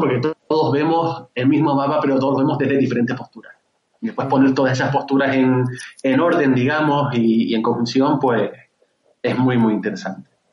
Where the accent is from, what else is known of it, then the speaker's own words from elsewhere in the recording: Canary Islands, Spain; yo soy de Canarias, yo, vivo, en Canarias